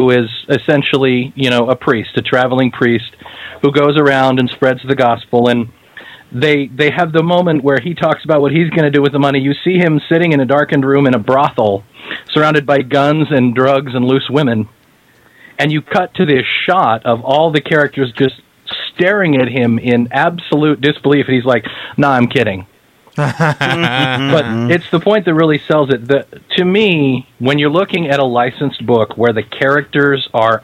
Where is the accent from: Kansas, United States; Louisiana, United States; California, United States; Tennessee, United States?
Kansas, United States; I'm from Kansas